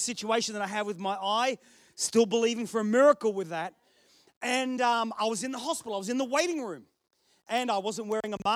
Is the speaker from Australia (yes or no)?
yes; Australia; accent: Australian, ocker; now in United Kingdom; I was born here. Dad stole some bread. We got shipped to Australia for a whole heap of years and I came back